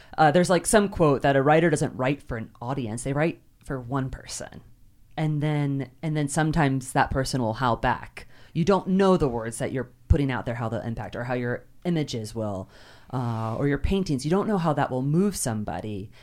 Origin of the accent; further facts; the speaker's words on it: Kentucky, United States; I grew up in Kentucky